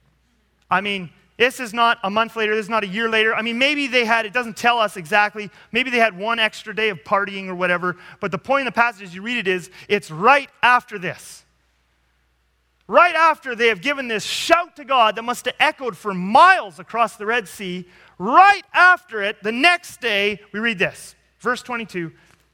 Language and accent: English; Canada; I'm a Canadian